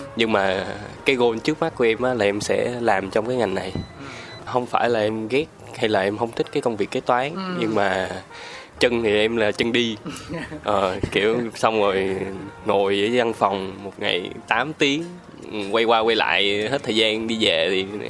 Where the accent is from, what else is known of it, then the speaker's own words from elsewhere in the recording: Ho Chi Minh City, Vietnam; also born or lived in Sóc Trăng; em là sinh ra ở thành phố Hồ Chí Minh, ừ. Rồi, quê quán gốc của em thì em ở Sóc Trăng